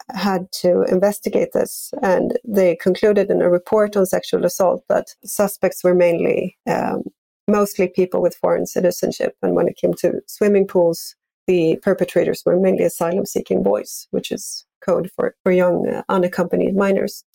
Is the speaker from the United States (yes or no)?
no; Sweden; I grew up in Sweden